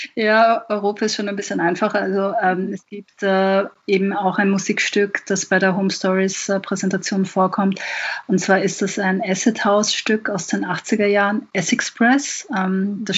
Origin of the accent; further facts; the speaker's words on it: Vienna, Austria; ich bin in Wien geboren und aufgewachsen